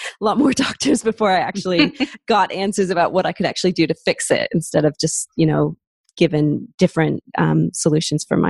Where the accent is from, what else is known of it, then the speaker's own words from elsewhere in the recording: Seattle, Washington, United States; accent: American; moved away as an adult; now in Australia; I'm originally from Seattle in the States, but I moved over to Australia about 15 years ago.